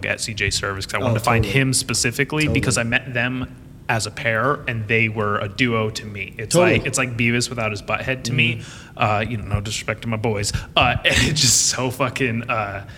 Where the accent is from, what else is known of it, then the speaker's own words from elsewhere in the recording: Nipomo, California, United States; also born or lived in Oceanside; I grew up in Napomo